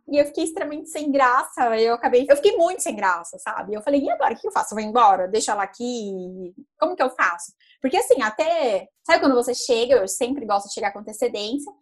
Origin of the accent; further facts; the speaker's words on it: Santos, São Paulo, Brazil; estive aqui em São Paulo, eu sou de Santos